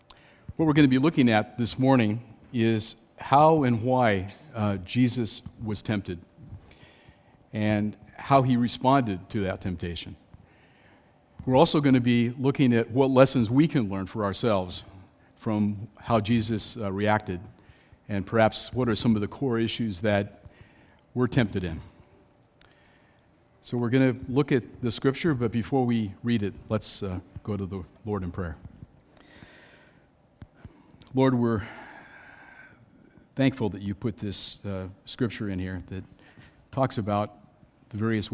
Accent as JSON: {"language": "English", "region": "California", "country": "United States", "tie": "born or raised there", "said": "I grew up in Southern California, and I remember what's called the Mojave Desert."}